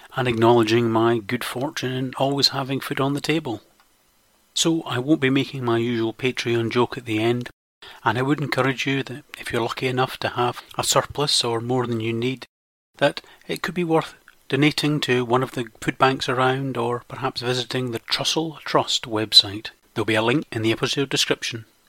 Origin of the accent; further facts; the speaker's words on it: Scotland, United Kingdom; I am Scottish